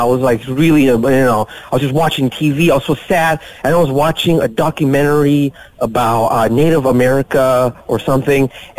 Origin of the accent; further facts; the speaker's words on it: Bahrain; now in Malaysia; I grew up in the Middle East in a small island named Bahrain.